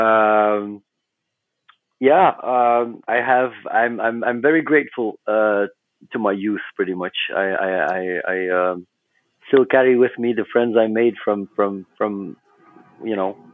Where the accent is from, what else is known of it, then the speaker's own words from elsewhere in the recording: West Flanders, Belgium; we were all born and raised in West Flanders, and that's a small part of Belgium.